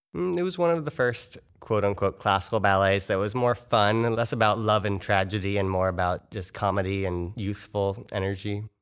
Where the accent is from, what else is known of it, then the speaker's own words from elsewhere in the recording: Orlando, Florida, United States; now in Fort Wayne, United States; I'm from around the Orlando area in Florida